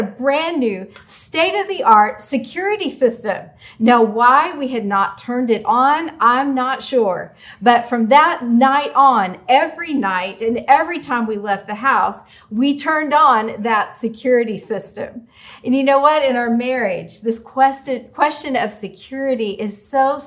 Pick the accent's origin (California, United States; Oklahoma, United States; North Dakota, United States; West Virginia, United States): Oklahoma, United States; Oklahoma City; When I was a teenager growing up in Oklahoma City